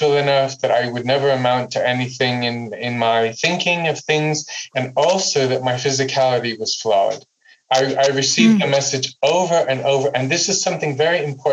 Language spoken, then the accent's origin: English; United States; now in Amsterdam, Netherlands; growing up in the United States